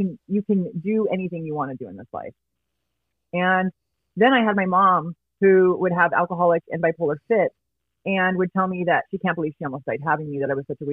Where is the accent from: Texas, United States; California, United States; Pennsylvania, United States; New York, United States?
California, United States; Riverside; So I grew up in Riverside, California, born and raised. I still live in Riverside.